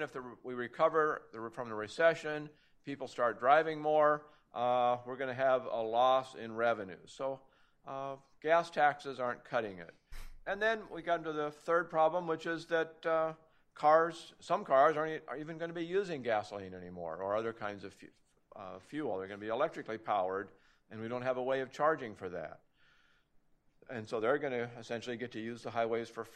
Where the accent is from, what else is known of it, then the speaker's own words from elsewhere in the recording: Oregon, United States; My home state of Oregon